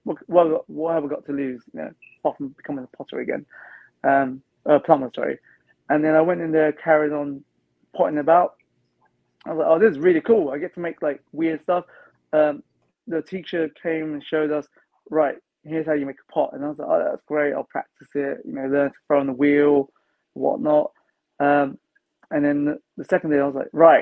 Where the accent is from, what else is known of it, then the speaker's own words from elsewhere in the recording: London, United Kingdom; most London kids, like myself, we don't go outside London much.